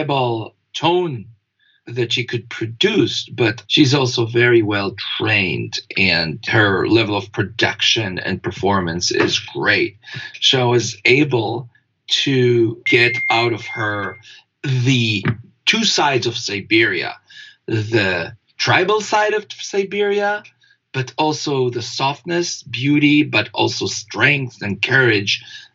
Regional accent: Israel; moved away; I was born in Israel

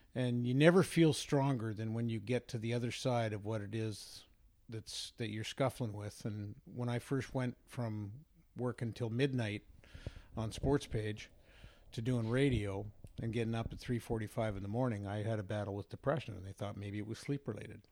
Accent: Vancouver, British Columbia, Canada; I grew up in Vancouver

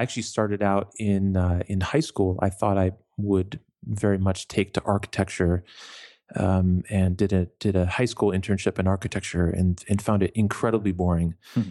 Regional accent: New York, United States; I grew up in New York State, in the upstate, in the country. Grew up literally living in a farmhouse next to a giant chicken farm.

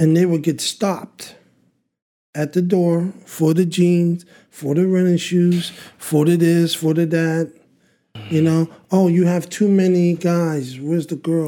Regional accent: Montreal, Quebec, Canada; we grew up in Burgundy, and Burgundy is just downtown

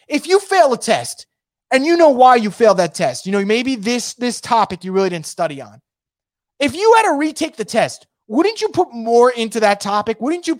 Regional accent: New York, United States; you guys know I'm from New York.

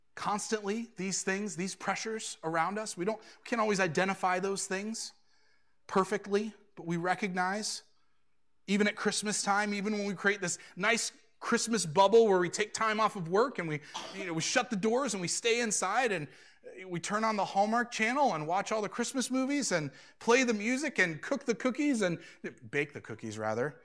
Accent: Suffield, United States; moved away as an adult; now in Lima; I've never really wanted to leave my own hometown. I, I really, you could probably look at the last few years before moving to Lima and see this man is doing everything he can to not leave the little township of Suffield

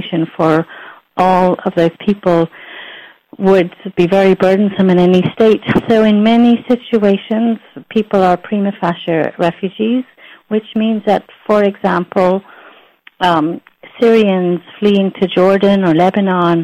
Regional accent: Ireland; moved away as an adult; also born or lived in United States; I was an immigrant to the United States myself. I'm Irish. Then I immigrated to the U.S.

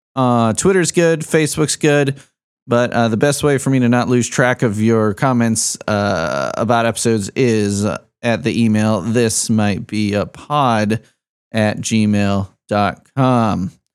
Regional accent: Chicago, Illinois, United States; also born or lived in Bloomington; now in Lafayette, United States; I'm a Chicagoan

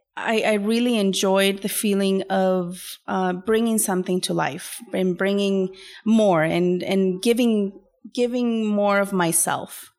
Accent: Venezuela; now in Canada; I am originally from Venezuela

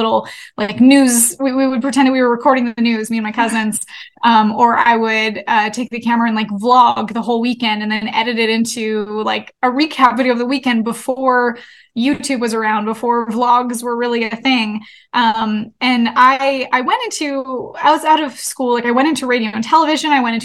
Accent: Canada; I'm from Canada, and my parents own a hockey league, which is very Canadian of us

